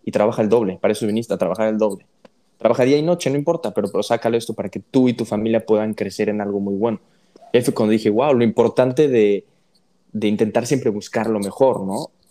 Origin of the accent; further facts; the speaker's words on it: Puebla, Mexico; yo soy de Puebla